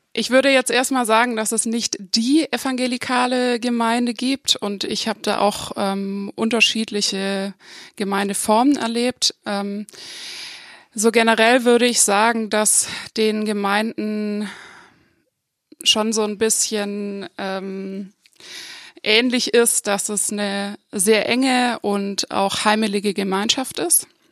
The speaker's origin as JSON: {"language": "German", "area": "Upper Swabia, north of Lake Constance", "region": "Baden-Württemberg", "country": "Germany", "tie": "born or raised there", "moved": "yes", "lives_now": "Freiburg, Germany", "said": "ich komme aus dem Oberschwäbischen, nördlich vom Bodensee, ähm, aus einer Kleinstadt"}